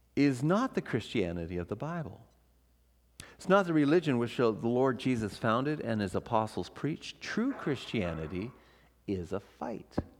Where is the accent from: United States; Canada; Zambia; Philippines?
Canada; Ontario; moved away as an adult; also born or lived in Vancouver; I'm from Ontario o-, originally